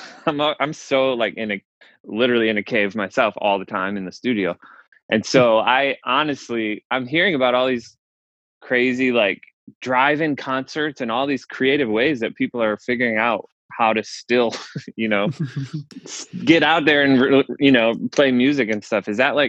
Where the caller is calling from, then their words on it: Franklin, Tennessee, United States; I am in Franklin, Tennessee, which is just outside of Nashville.